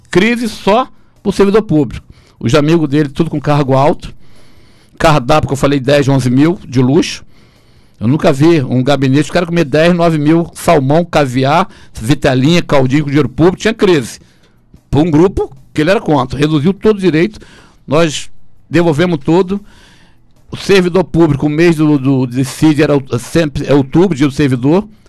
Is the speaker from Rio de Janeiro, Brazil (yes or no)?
yes; Macaé, Rio de Janeiro, Brazil; eu sou de Macaé, eu sou filho de Macaé